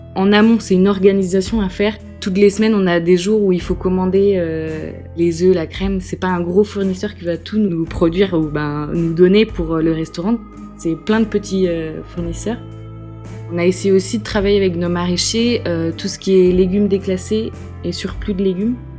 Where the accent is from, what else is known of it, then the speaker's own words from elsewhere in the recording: Brest, Brittany, France; also born or lived in Dinard; now in Lorient, France; Je suis natif de Brest, à côté de Brest. Je suis bretonne, j'ai toujours habité en Bretagne